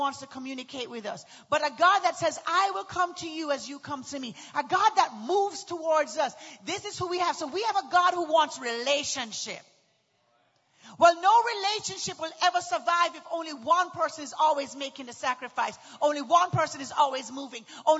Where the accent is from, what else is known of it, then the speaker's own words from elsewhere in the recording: Houston, Texas, United States; Well, I'm from Houston, too.